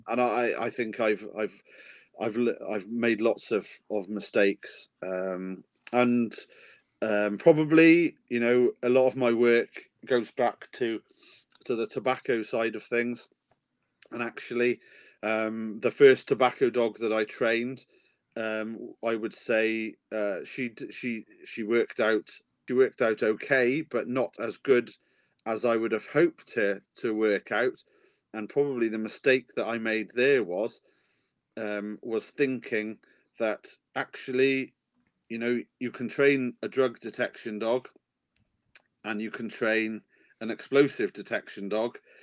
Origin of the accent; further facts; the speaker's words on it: Wales, United Kingdom; I am a Welshman, mm-hmm. and in Wales, the real men we are rugby men